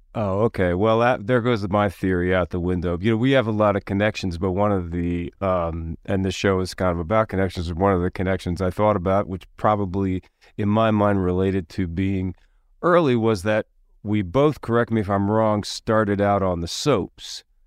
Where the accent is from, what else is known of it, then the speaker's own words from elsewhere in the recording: Philadelphia, Pennsylvania, United States; I was growing up in Philadelphia